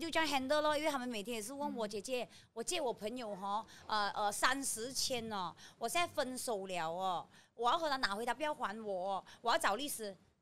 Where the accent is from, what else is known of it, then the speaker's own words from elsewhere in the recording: Malaysia; 我们是马来西亚人民